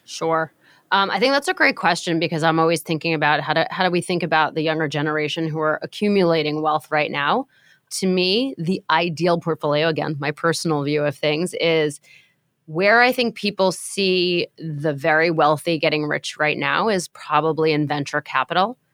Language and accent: English; New York, United States; I'm a New Yorker, and I'm a lifelong renter